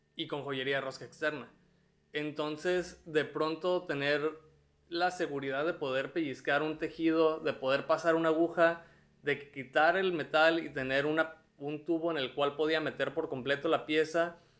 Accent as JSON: {"language": "Spanish", "town": "Tijuana", "region": "Baja California", "country": "Mexico", "also_born_or_lived": "Mexico City", "moved": "as an adult"}